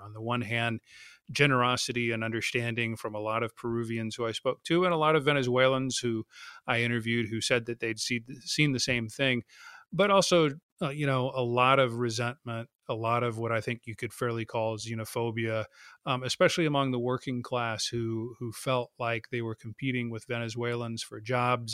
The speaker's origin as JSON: {"language": "English", "country": "United States", "said": "I'm American."}